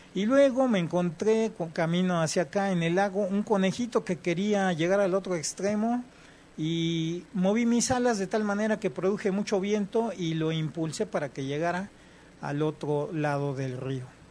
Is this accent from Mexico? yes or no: yes; Mexico